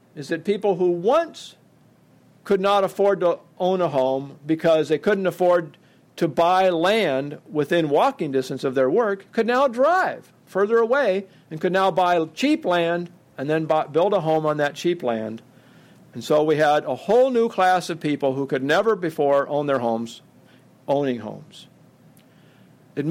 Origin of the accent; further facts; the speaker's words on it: Oregon, United States; I come from Oregon